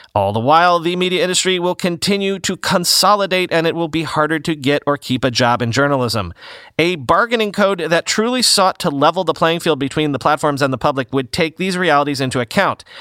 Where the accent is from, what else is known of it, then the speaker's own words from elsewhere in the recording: Florida, United States; moved away; growing up in Florida